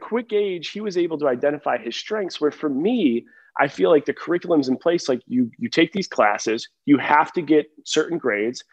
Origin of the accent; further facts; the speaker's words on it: Buffalo, New York, United States; moved away as an adult; also born or lived in Ohio / Seattle; now in Nashville, United States; ever since leaving Buffalo from 18